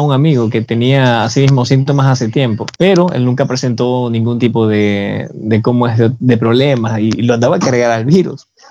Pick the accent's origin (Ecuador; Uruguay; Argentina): Ecuador; los ecuatorianos somos bien competitivos